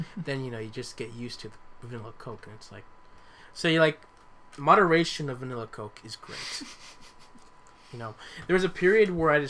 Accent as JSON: {"language": "English", "country": "Paraguay", "tie": "born or raised there", "lives_now": "United States", "said": "growing up in Paraguay, mm-hmm. we had guarana. We get guarana there. And, you know, I grew up with it."}